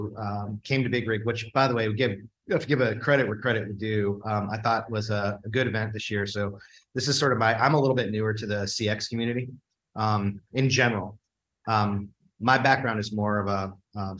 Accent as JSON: {"language": "English", "town": "Cleveland", "region": "Ohio", "country": "United States", "tie": "born or raised there", "also_born_or_lived": "San Francisco", "moved": "yes", "said": "I grew up in Cleveland"}